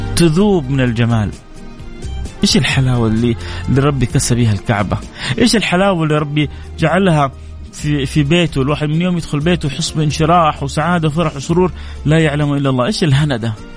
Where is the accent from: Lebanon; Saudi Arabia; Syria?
Saudi Arabia; هنا في مملكتنا وعندنا في مكه